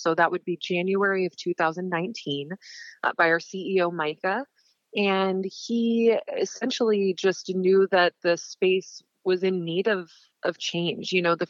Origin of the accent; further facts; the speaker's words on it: Montana, United States; When I say I'm from Montana, most people think I'm from the pretty part. I'm actually from the very, very rural east, small areas, and my family owns ranch property in areas.